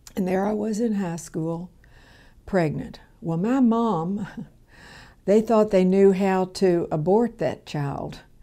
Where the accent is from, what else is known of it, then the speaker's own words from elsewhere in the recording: Louisville, Kentucky, United States; I was born here in Louisville, Kentucky, in the South End.